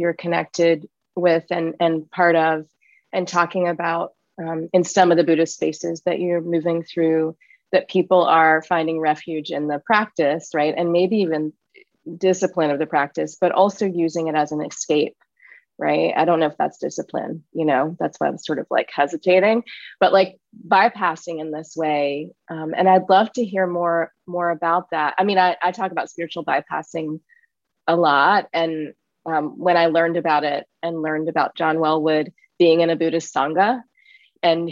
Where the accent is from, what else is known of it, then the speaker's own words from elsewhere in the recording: Richmond, Virginia, United States; I grew up in the US, I grew up in the South in Richmond, Virginia.